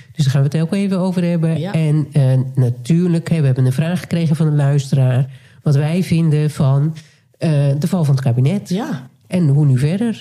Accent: Nijkerk, Gelderland, Netherlands; moved away; wij zijn beide opgegroeid in Nijkerk

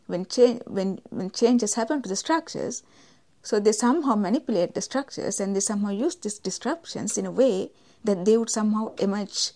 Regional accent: Sri Lanka; I'm from Sri Lanka

